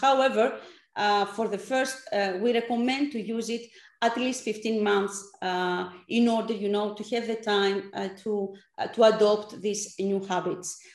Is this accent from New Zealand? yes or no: no; Athens, Attica, Greece; English is a second language; also born or lived in Strasbourg, France / San Francisco, United States; I come from Athens. I'm a Greek uh, person based in Athens, actually